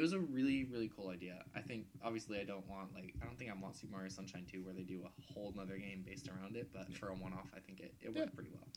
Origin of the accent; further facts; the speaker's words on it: United States; I'm American